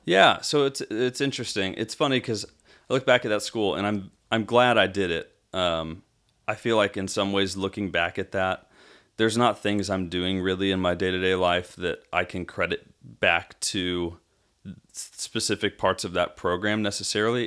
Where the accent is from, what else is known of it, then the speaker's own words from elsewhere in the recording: Arizona, United States; now in Franklin, Tennessee, United States; from Arizona, from growing up in Arizona